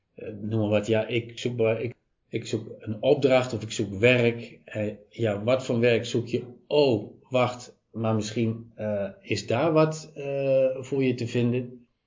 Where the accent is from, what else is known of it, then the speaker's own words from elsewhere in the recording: Apeldoorn, Gelderland, Netherlands; Geboren en getogen in Wenenwiesel.